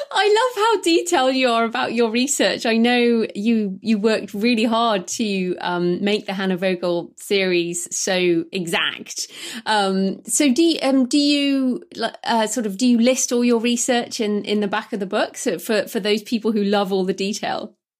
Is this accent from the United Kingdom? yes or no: yes; United Kingdom; I'm British